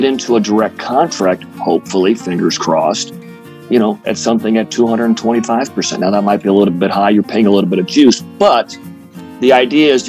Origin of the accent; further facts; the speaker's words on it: Champaign-Urbana, Illinois, United States; moved away; my hometown of Champaign-Urbana, Illinois